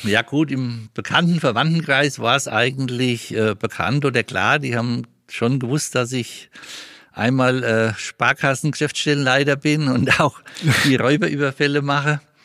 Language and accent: German; Mespelbrunn, Bavaria, Germany; Mespelbrunn ist meine Heimat und dort fühle ich mich richtig